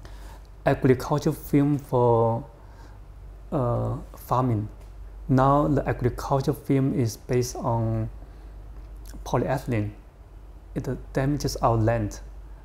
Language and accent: English; Guangxi, China; moved away; I grew up in Guangxi province.